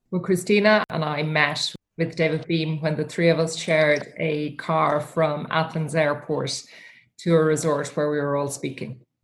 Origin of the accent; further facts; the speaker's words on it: Ireland; the thing about Irish people and um, famous people in Ireland is that we don't tend to treat them any different